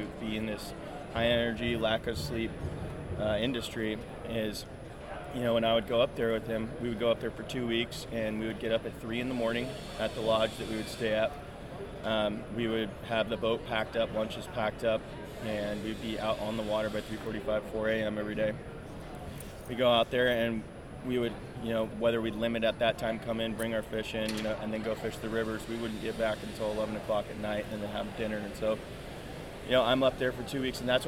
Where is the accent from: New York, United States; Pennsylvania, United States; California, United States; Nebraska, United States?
California, United States; San Jose; I was born in San Jose, California in 1988